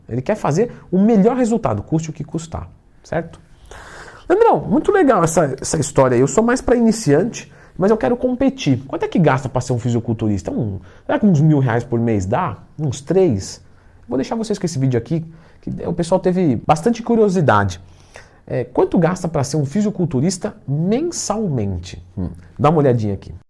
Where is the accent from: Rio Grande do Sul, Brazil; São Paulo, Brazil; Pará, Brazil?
São Paulo, Brazil; eu sou paulista